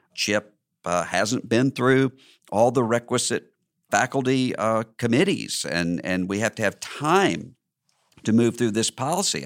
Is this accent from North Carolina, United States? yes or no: no; Mississippi, United States; my home state